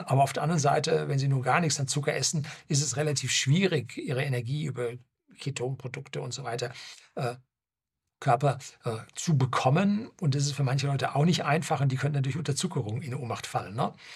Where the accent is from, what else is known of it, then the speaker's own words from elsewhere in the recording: Germany; bei uns in Deutschland